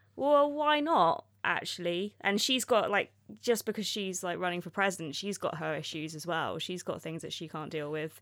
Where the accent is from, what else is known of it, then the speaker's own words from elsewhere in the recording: Oxford, South East England, United Kingdom; I'm from Oxford